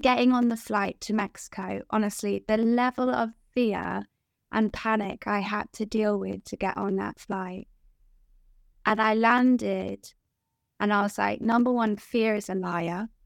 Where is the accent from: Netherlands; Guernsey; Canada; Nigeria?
Guernsey; moved away as an adult; now in England; I'm from Guernsey, which is, like, the most beautiful island in the world